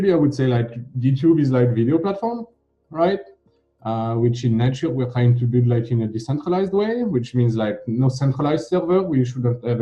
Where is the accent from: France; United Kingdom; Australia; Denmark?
France; I'm from France